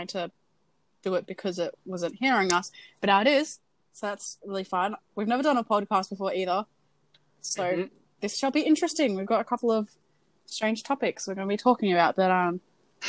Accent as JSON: {"language": "English", "country": "Australia", "said": "And we're Australian"}